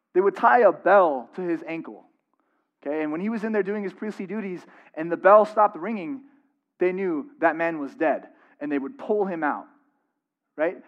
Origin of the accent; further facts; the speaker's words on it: San Diego, California, United States; moved away; I'm from San Diego